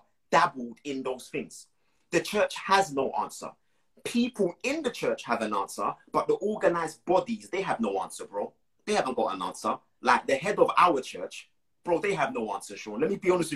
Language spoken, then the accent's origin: English; Moore Town, Portland, Jamaica; where I'm from in Jamaica